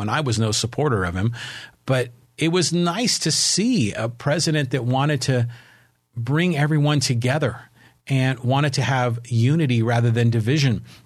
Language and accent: English; San Francisco, California, United States; born or raised there